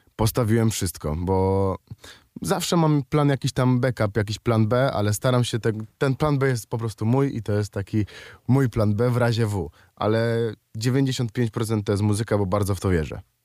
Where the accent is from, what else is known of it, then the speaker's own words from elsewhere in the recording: Kraków, Lesser Poland, Poland; Ja jestem z Krakowa